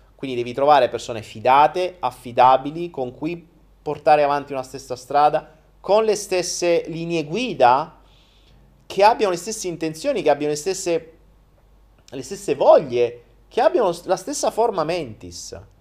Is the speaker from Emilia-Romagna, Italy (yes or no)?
no; Foggia, Apulia, Italy; moved away as an adult; ho so vissuto 19 anni a Foggia